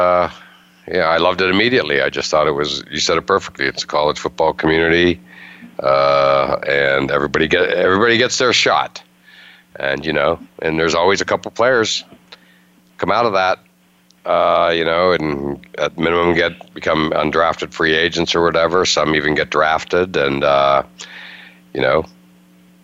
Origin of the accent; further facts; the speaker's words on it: near Penn State, Pennsylvania, United States; moved away; I grew up near Penn State